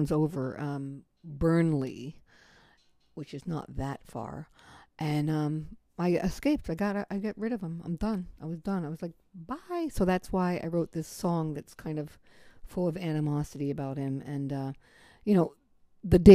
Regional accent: United States; moved away as an adult; also born or lived in Berlin, Germany; I'm in England and I'm American

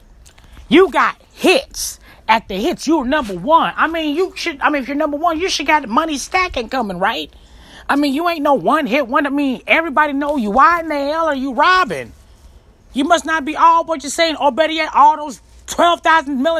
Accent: Chicago, Illinois, United States; I'm from Chicago, Illinois

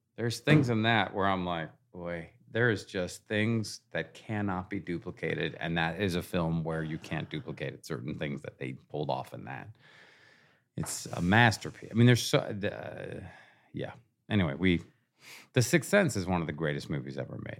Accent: Seattle, Washington, United States; moved away as an adult; I grew up in Seattle

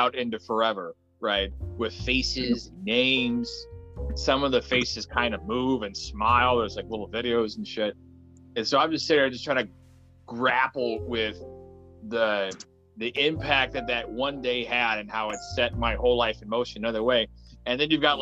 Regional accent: Midwest, United States; having been a Midwest kid my whole life

